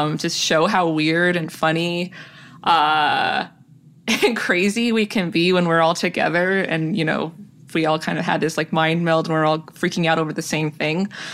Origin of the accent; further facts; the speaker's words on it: Toronto, Ontario, Canada; all of the South Asians that I grew up with in Toronto